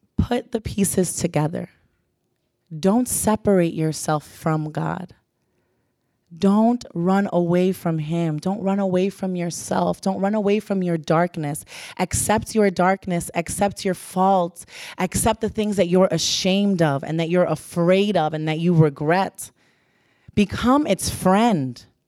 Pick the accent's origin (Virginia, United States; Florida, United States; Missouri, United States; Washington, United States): Florida, United States; Pembroke Pines; I'm from Pembroke Pines, just to give you a background, very suburban, middle class home.